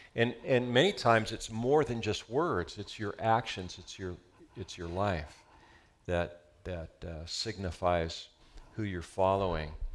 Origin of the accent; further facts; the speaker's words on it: Southern California, United States; We're from Southern California